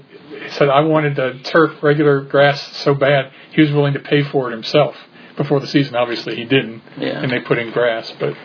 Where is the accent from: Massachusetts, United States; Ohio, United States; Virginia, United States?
Ohio, United States; Cincinnati; Yeah, I grew up, born and raised in Cincinnati.